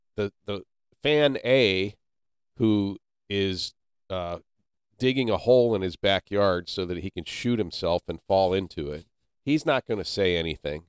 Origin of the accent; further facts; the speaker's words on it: Canton, Ohio, United States; I was born and raised in Canton, Ohio, which is the birthplace of professional football.